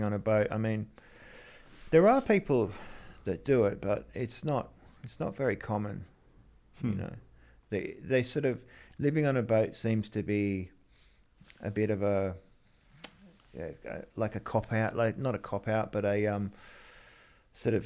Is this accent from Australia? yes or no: yes; Sydney, New South Wales, Australia; also born or lived in England; When we came from England, I grew up on the Northern Beaches in Narrabeen